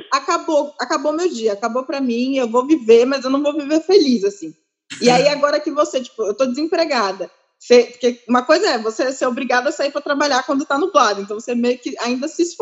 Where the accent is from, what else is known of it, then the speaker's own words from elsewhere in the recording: Ukraine; eu não vai acontecer nada comigo porque eu sou ucraniana, eu sobrevivi não sei quantas guerras